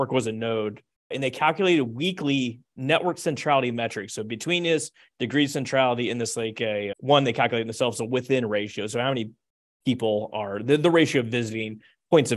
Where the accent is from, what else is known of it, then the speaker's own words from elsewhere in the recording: the South, United States; I'm from the South.